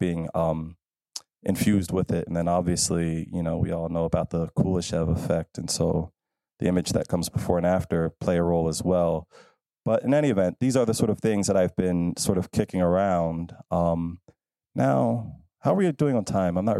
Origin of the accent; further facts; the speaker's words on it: Philadelphia, Pennsylvania, United States; I'm from Philadelphia